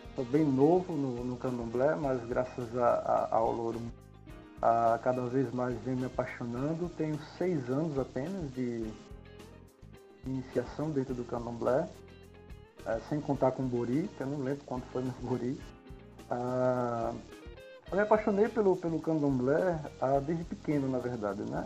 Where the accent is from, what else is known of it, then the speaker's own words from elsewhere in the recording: Recife, Pernambuco, Brazil; Sou de Recife, Pernambuco